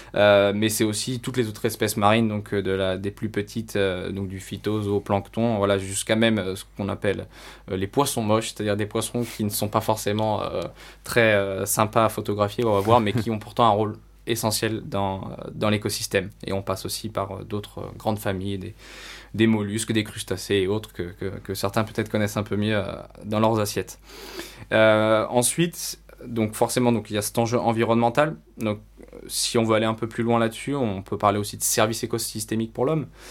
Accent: France; en tant que Français

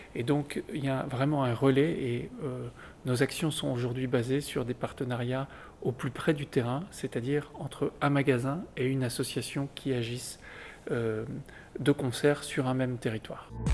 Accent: Lille, Hauts-de-France, France; moved away as an adult; also born or lived in Angers / Chile; je suis, je suis né à Lille

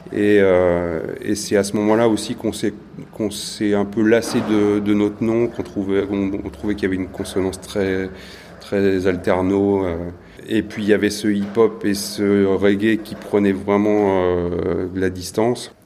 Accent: Le Mans, Pays de la Loire, France; moved away as an adult; also born or lived in Paris; now in Bordeaux, France; moi je suis originaire du Mans

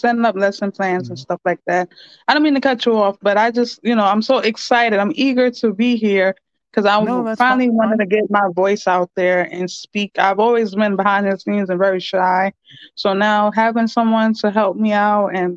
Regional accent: New York City, New York, United States; also born or lived in Queens; been growing up in the Bronx all my life. I just finally moved out to Queens.

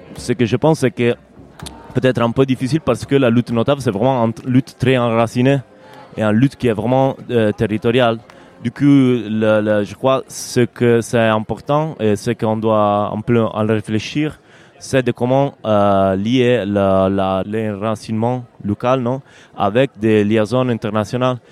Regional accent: Rome, Lazio, Italy; French is a second language; moved away as an adult; now in Turin, Italy; je suis de Rome, je suis italien

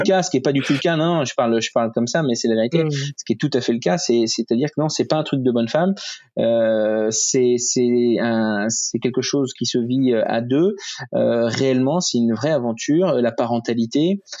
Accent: Rouen, Normandy, France; Je suis de Rouen

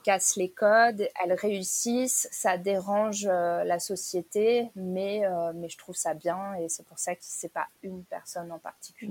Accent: France; je suis française

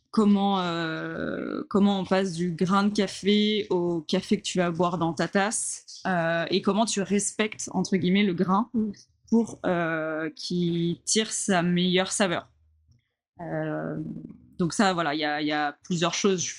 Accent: Le Havre, Normandy, France; Donc, moi, je suis normande. Ouais. Déjà de base, euh, j'ai habité, euh, enfin je suis du Havre, euh, de la Haute Normandie, et en Haute Normandie, il y a un, non je sais plus comment on dit, un langage, un, patois, un... ouais, un patois qui s'appelle le cauchois.

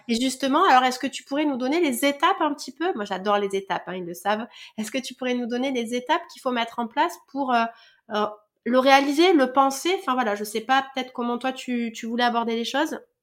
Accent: France; chez nous en France

